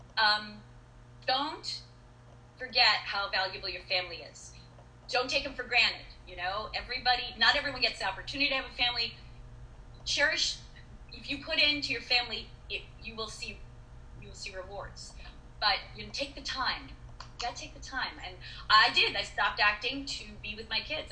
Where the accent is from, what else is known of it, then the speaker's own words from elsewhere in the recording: East Coast, United States; I'm from the East Coast